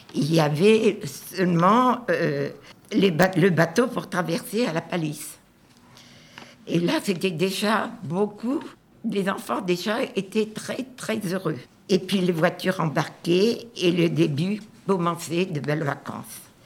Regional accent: Nord-Pas-de-Calais, Hauts-de-France, France; je suis originaire du Nord-Pas-de-Calais

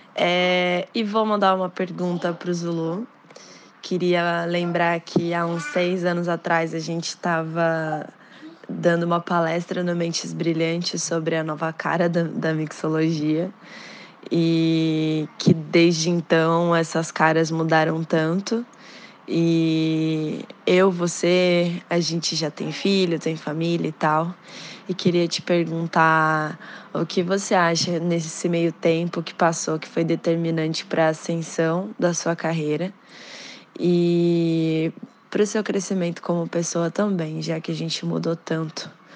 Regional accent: São Paulo, Brazil; moved away as an adult; now in Rio de Janeiro, Brazil; eu sou de São Paulo, moro no Rio há sete anos

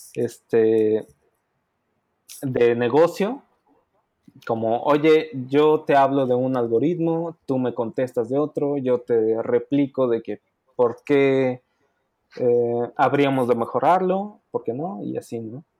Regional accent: Puebla, Mexico; moved away as an adult; now in United States; yo soy de Puebla. Este, yo siempre he trabajado en Puebla

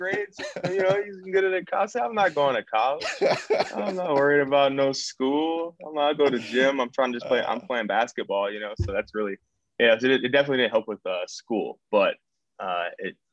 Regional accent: Cleveland, Ohio, United States; moved away as an adult; I'm from Cleveland. I've never been anywhere other than now

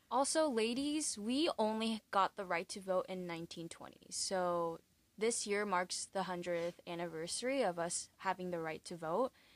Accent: California, United States; moved away as an adult; now in New York, United States; I'm from California, but I'm in New York

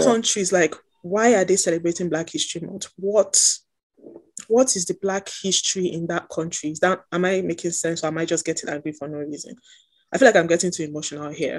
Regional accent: Nigeria; as a Nigerian, my history is also Black America

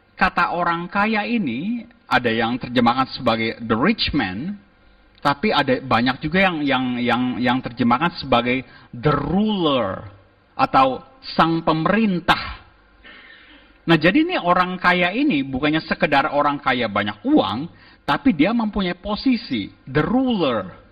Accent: Jakarta, Indonesia; also born or lived in Melbourne; saya dari Jakarta

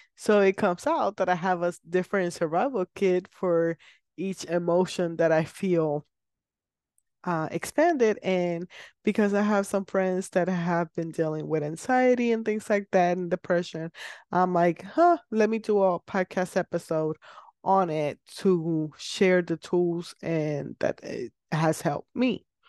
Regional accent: Puerto Rico; I am from Puerto Rico

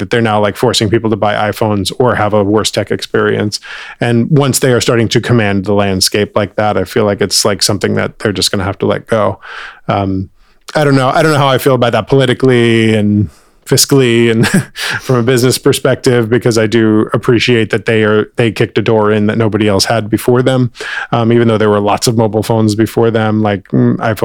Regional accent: United States

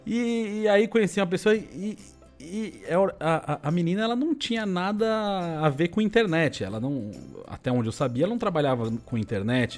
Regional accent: São Paulo, Brazil; moved away as an adult; also born or lived in Taboão da Serra / United States / Canada; Eu sou de São Paulo, nascido em São Paulo. Tá. Vivi em São Paulo.

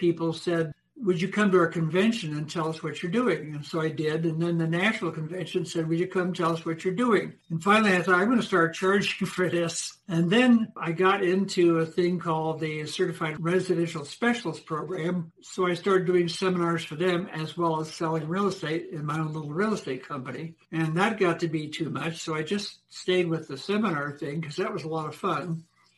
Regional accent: Denver, Colorado, United States; also born or lived in Hollywood, California; my mother and father were native Denverites. So we moved back here. And I ended up going to school here

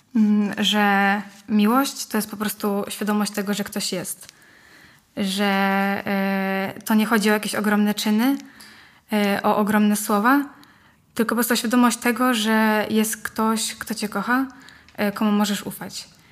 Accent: Łódź, Łódź Voivodeship, Poland; mam 16 lat, jestem z Łodzi

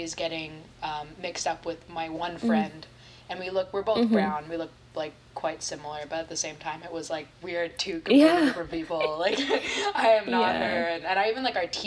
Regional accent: Terrace, British Columbia, Canada; moved away as an adult; also born or lived in Ottawa / Montreal; lifelong friends mm-hmm. that I made in Terrace.

